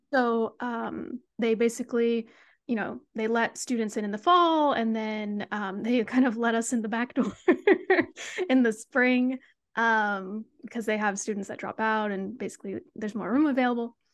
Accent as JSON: {"language": "English", "town": "Sacramento", "region": "California", "country": "United States", "tie": "born or raised there", "also_born_or_lived": "Berkeley, California", "moved": "as an adult", "lives_now": "San Diego, United States", "said": "I'm from the Sacramento area, um, grew up a Kings fan"}